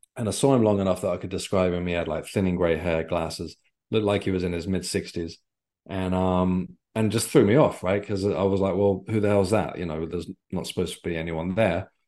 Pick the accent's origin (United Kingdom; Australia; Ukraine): United Kingdom; Isle of Wight, South East England; now in London, United Kingdom; I grew up on the Isle of Wight